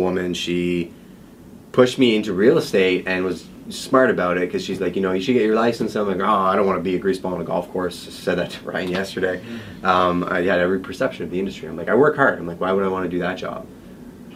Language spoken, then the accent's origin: English; Montreal, Quebec, Canada; moved away as an adult; also born or lived in London, Ontario; I came from Montreal, so I was born and raised in Montreal